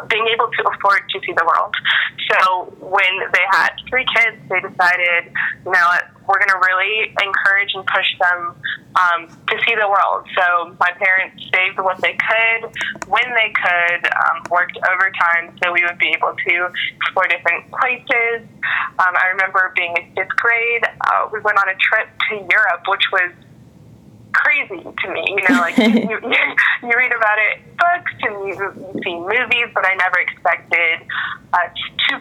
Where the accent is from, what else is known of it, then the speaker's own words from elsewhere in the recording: United States; now in Washington, D.C., United States; I'm from the U.S.